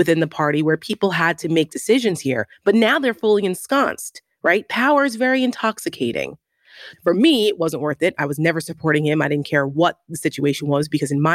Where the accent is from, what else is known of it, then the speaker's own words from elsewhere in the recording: New Jersey, United States; I'm from Jersey, so I grew up around the tabloids of Trump